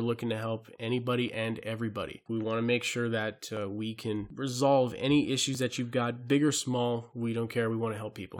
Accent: Hawaii, United States; I'm from Hawaii

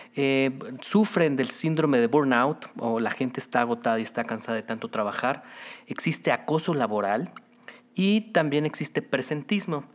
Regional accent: Mexico

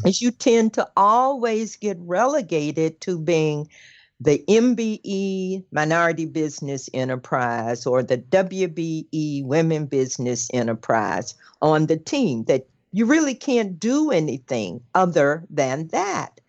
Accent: the South, United States; I'm from the South

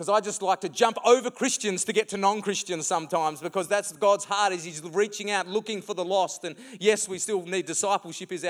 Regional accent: Mukinbudin, Western Australia, Australia; I remember when I was 10 years old, I grew up in the Muck and and my mum and dad, who are here this morning, thanks for coming.

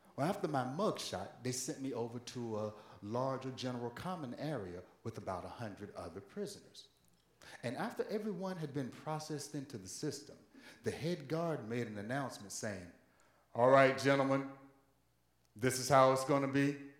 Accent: Virginia, United States; moved away; home state of Virginia in the city of Norfolk

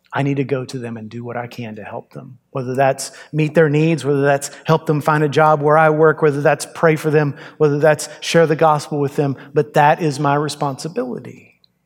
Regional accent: United States

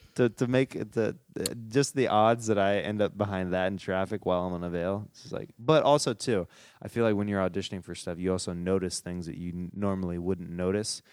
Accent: Kansas, United States; moved away as an adult; I'm from Kansas

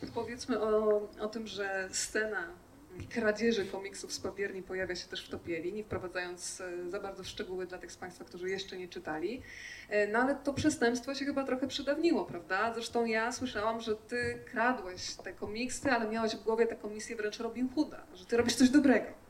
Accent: Podkarpacie, Subcarpathian Voivodeship, Poland; Ja akurat jestem z Podkarpacia

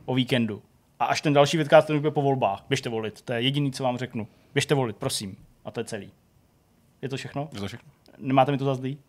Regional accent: Czechia; u nás v Čechách, nebo v Česku

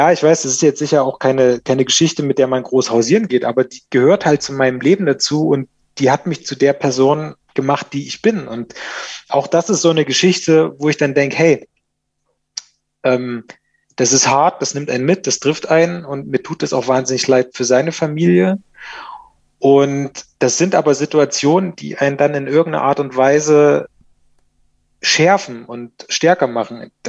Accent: Thuringia, Germany; ich bin auf dem Dorf groß geworden in Thüringen und ähm, da war jetzt nicht so viel los.

